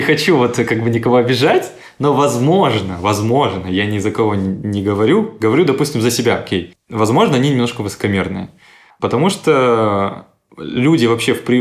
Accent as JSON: {"language": "Russian", "town": "Astana", "country": "Kazakhstan", "tie": "born or raised there", "moved": "yes", "lives_now": "Krasnodar, Russia"}